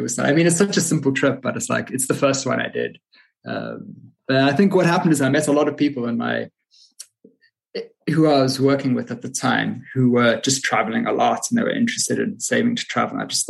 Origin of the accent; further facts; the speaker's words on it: Pietermaritzburg, KwaZulu-Natal, South Africa; moved away as an adult; also born or lived in London; now in Poland; Yeah, so I was born in Pietermaritzburg, which is near Durban on the east coast of South Africa. I was born and raised there and I left when I was 21. So I moved to London at 21